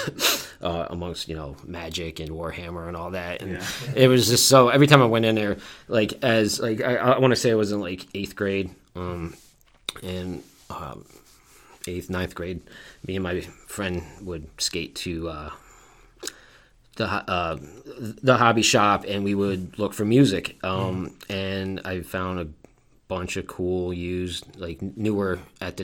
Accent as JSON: {"language": "English", "town": "Poughkeepsie", "region": "New York", "country": "United States", "tie": "born or raised there", "moved": "as an adult", "lives_now": "Buffalo, United States", "said": "I grew up in Poughkeepsie, New York"}